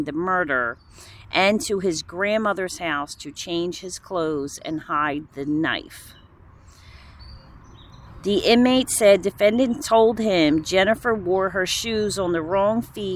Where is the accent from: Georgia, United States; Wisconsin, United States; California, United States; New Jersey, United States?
New Jersey, United States; Woodbury; also born or lived in West Deptford, New Jersey; I grew up in Woodbury